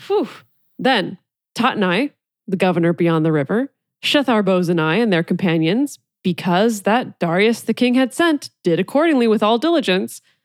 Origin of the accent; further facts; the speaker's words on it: California, United States; when I was growing up in California